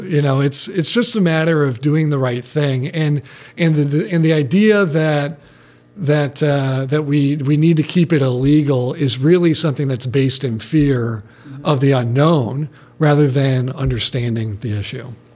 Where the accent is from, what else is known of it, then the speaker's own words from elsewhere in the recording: Detroit, Michigan, United States; I grew up in Detroit